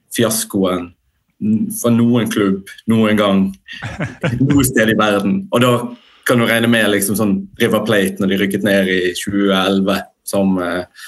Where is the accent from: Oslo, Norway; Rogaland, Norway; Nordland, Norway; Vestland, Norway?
Vestland, Norway; Bergen; som bergensere så tenker vi ofte at vi sitter liksom i vår egen boble